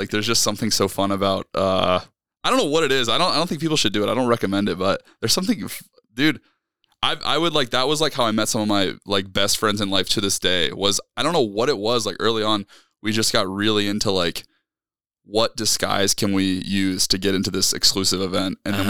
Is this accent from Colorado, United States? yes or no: no; Georgia, United States; We're from North Georgia, up there in the Blue Ridge Mountains.